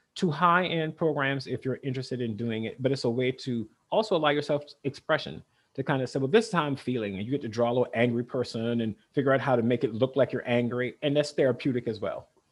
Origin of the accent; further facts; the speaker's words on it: South Carolina, United States; now in Vermont, United States; I grew up in South Carolina, very rural